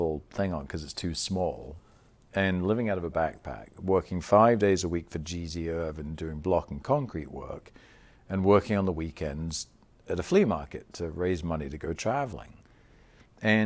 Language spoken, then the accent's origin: English; England, United Kingdom; accent: English; moved away as an adult; also born or lived in Florida; as an Englishman